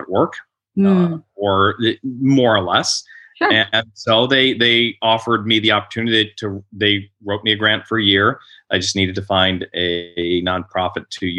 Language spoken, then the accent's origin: English; Cleveland, Ohio, United States; now in Washington, D.C., United States; I grew up in Cleveland, Ohio